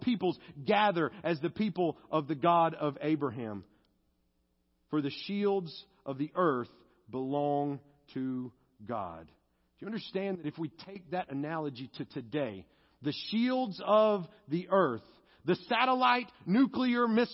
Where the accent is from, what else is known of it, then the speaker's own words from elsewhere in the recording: United States; I am American to the core